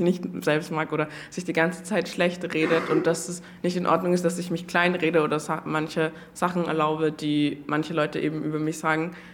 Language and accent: German; Austria; so wie ich halt aufgewachsen bin in Österreich